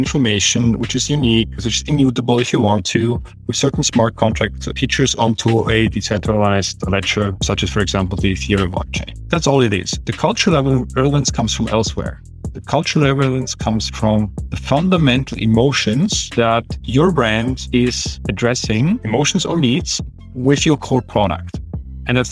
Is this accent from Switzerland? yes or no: yes; Switzerland; I grew up in Switzerland, actually in a rather small village with more cows than people.